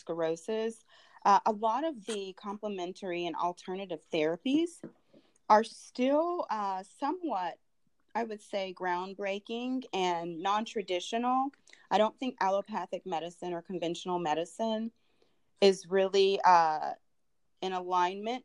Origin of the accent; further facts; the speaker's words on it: Durham, North Carolina, United States; moved away as an adult; also born or lived in Los Angeles, California; now in Atlanta, United States; I grew up in Durham, North Carolina